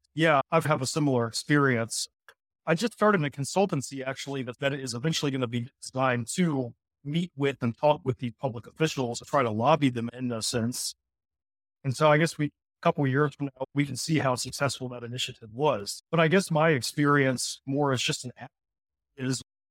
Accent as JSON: {"language": "English", "region": "Virginia", "country": "United States", "said": "I'm from Virginia."}